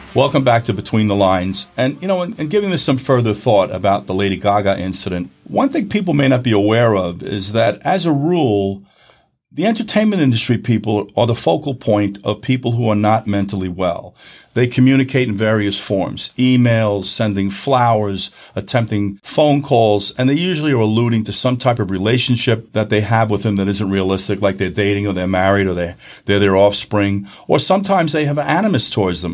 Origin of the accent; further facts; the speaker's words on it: New York, United States; where I'm from in New York in the Northeast